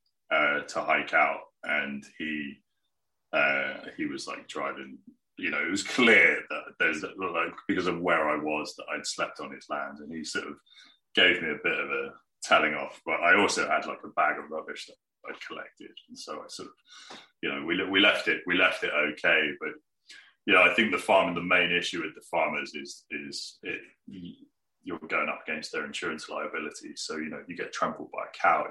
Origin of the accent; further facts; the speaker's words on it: Plymouth, South West England, United Kingdom; I grew up in Plymouth, which is right on the coast